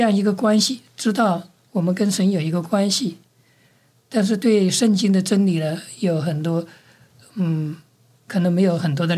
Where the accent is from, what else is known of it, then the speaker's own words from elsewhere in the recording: Hunan, China; moved away as an adult; also born or lived in Australia; now in New Zealand; 我是出生在中国的湖南省，我在中国完成了这个十年的大学教育，一直读到博士，然后再去了澳洲，去了纽西兰，找到一份工作，就在纽西兰的一个大学里面教书，教了二十五年